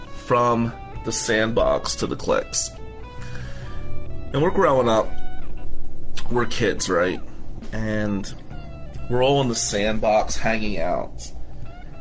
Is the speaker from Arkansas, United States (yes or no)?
no; Atlantic City, New Jersey, United States; I grew up in Ducktown. Ducktown in Atlantic City in the 80s and 90s was no joke